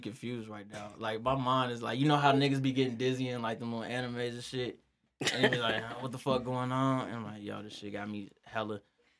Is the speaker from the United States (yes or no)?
yes; Albuquerque, New Mexico, United States; I'm from Albuquerque. You don't know me.